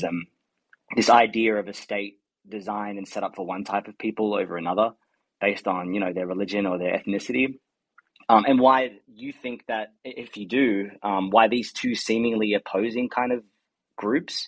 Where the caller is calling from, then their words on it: Australia; I'm calling from Australia.